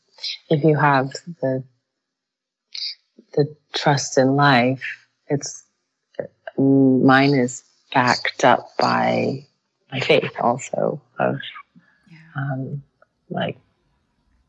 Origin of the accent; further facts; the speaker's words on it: United States; I was born in the United States, but my relatives in Iran